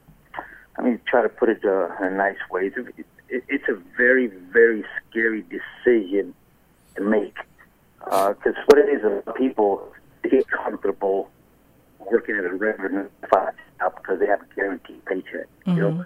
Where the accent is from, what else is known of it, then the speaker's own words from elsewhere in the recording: Pahokee, Florida, United States; also born or lived in Chicago; we first moved to Pahokee from Chicago back in '79, and you know we were middle school and high school